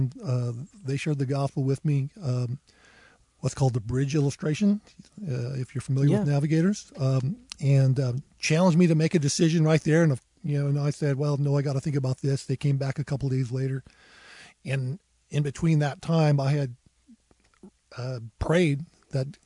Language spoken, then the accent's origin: English; Oregon coast, United States; now in Moscow, United States; I grew up on the Oregon coast.